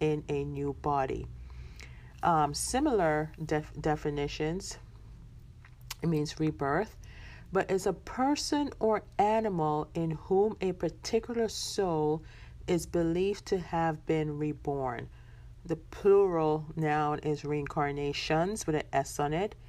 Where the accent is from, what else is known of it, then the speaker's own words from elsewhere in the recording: Jamaica; I'm a Jamaican born